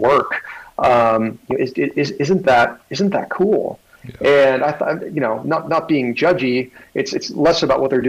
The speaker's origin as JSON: {"language": "English", "town": "Little Rock", "region": "Arkansas", "country": "United States", "said": "we're both from Arkansas"}